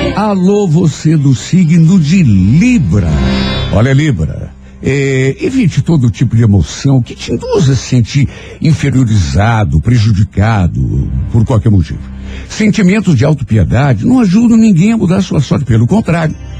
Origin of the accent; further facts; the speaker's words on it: Brazil; nós somos brasileiros, nós não desistimos